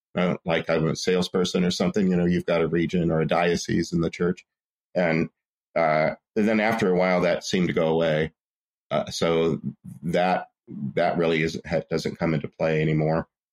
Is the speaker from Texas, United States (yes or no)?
yes; Port Arthur, Texas, United States; I'm from Port Arthur, Texas, which is the southeast corner of Texas on the Gulf Coast